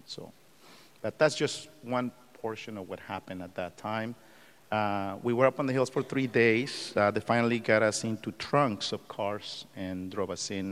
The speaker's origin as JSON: {"language": "English", "country": "Mexico", "tie": "born or raised there", "moved": "yes", "lives_now": "United States", "said": "I'm an immigrant from Mexico. I was born and raised there."}